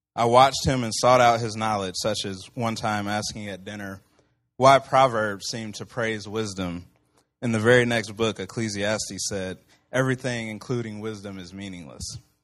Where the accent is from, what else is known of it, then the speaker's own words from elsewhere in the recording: Central Illinois, United States; also born or lived in Texas; I was born in Texas, raised here in Central Illinois